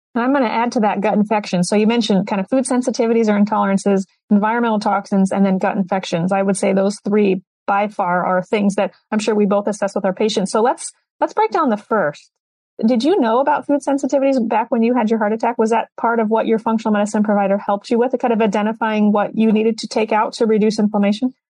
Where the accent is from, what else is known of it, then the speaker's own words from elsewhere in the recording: Iowa, United States; I'm from Iowa